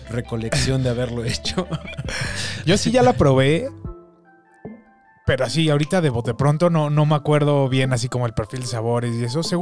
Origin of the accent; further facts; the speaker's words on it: Mexico City, Mexico; Somos tres amigos chilangos con una enorme pasión en común, el chupe.